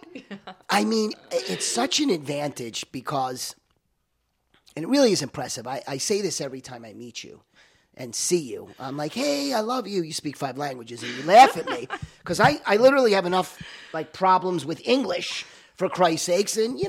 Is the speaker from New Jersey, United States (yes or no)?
yes; New Jersey, United States; I'm from Jersey